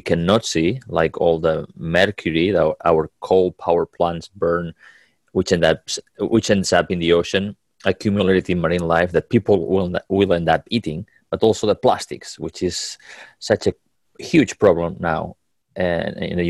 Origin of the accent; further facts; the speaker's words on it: Catalonia, Spain; moved away; I was a little boy growing up in Catalonia, in Spain